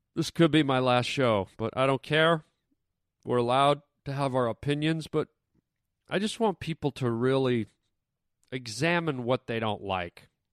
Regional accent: Canada; now in United States; I'm Canadian

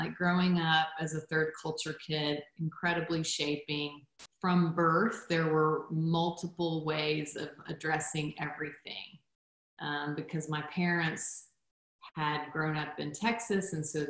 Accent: Guatemala; So my background, I'm a missionary kid. I grew up in Guatemala and was born there.

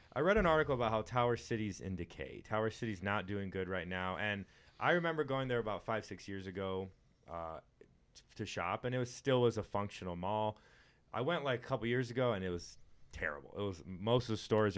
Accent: Texas, United States; I grew up in Texas, and we went to the beach all the time.

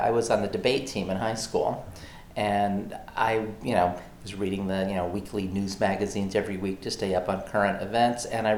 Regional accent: Oklahoma, United States; also born or lived in Arkansas; So yeah, more than anywhere else, I would say I'm from Oklahoma because that's where I spent the bulk of my growing up years, but I also feel like I was not deeply rooted there.

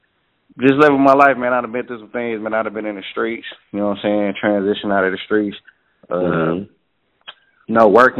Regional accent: Detroit, Michigan, United States; I'm from Detroit

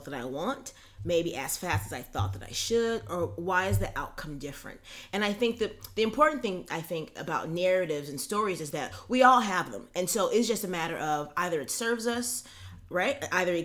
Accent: Los Angeles, California, United States; I'm from Los Angeles

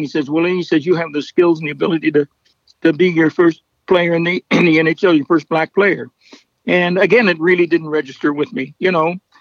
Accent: Fredericton, New Brunswick, Canada; my hometown of Fredericton.

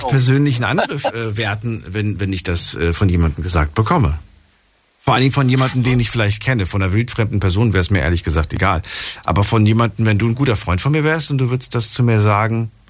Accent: Cologne, North Rhine-Westphalia, Germany; Ich bin aus Köln.

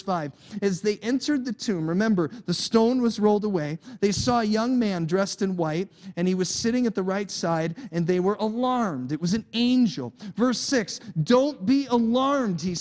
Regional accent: United States; I was born in America

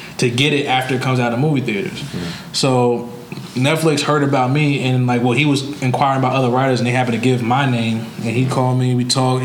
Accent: New York, United States; moved away; I'll fly back to New York and I'll buy out a theater for everyone to see it, like in my hometown

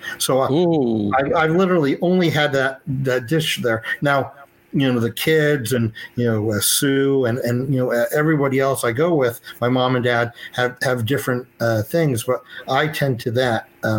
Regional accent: West Milford, New Jersey, United States; moved away as an adult; Well, growing up, I grew up in the Oak Ridge part of West Milford.

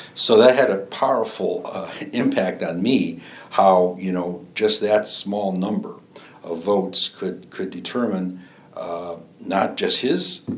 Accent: Griffith, Indiana, United States; moved away as an adult; also born or lived in East Chicago, Indiana / Bloomington, Indiana; my home in Griffith

